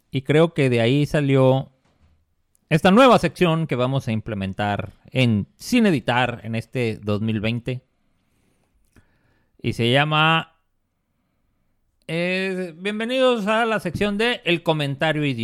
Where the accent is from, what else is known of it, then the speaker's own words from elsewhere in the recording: Mexico; Entonces yo soy mexicano.